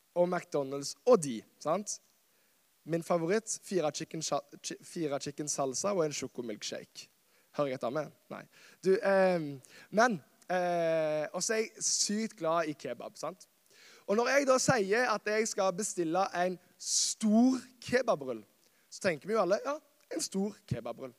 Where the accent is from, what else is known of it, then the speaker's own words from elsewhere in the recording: Karmøy, Rogaland, Norway; moved away as an adult; also born or lived in Kristiansand; så er jeg fra Karmøy. Verdens beste øy. Verdens navle. Norges svar på New York. OK. Og det er et fantastisk sted som jeg har fått lov å vokse opp